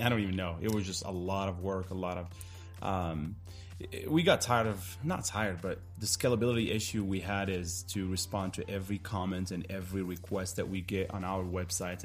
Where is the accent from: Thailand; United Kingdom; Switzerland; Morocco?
Morocco; English is a second language; now in United States; I'm from Morocco. You might pick up on some of my accents here and there.